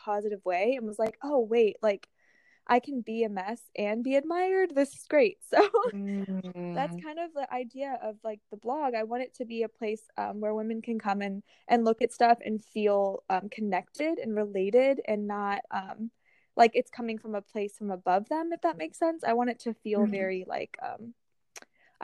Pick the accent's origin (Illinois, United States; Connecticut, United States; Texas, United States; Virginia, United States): Virginia, United States; Northern; now in Richmond, United States; I'm actually staying with my family right now in my hometown in Nova